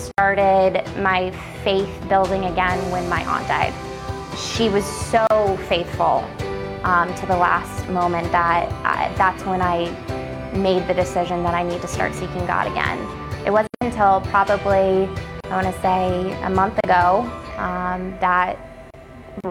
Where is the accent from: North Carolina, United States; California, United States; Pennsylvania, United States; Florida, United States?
Florida, United States; Naples; I am from Naples, Florida. I've been here since 96